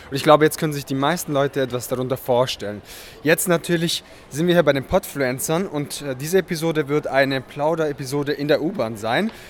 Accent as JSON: {"language": "German", "region": "southern East Germany", "country": "Germany", "lives_now": "Frankfurt, Germany", "said": "Du kommst ja aus dem Norden Ostdeutschland, ich komme aus dem Süden und wir treffen uns, sage ich mal, fast schon in der Mitte."}